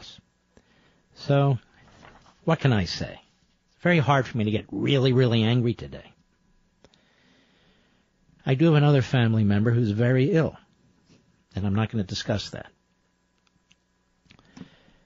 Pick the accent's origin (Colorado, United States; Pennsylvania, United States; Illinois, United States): Pennsylvania, United States; Philadelphia; Growing up in Philadelphia